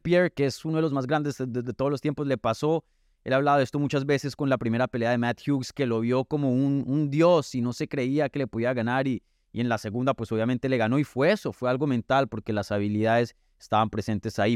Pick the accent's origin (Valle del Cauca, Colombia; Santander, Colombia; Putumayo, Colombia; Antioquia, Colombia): Antioquia, Colombia; Medellín; moved away; estuviste por mi tierrita, ¿no? Estuviste allá en, en, Medellín